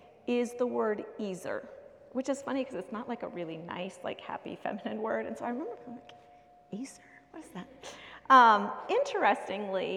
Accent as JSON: {"language": "English", "country": "United States", "tie": "born or raised there", "moved": "yes", "said": "I grew up in America"}